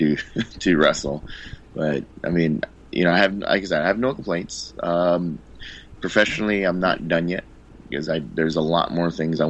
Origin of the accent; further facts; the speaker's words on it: Hawaii, United States; moved away; also born or lived in Guam / Missouri / California; I was born and raised in Hawaii